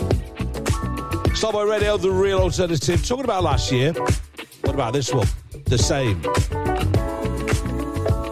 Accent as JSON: {"language": "English", "town": "Bury", "region": "North West England", "country": "United Kingdom", "tie": "born or raised there", "moved": "yes", "said": "I live in a place, or did live in a place, called Bury."}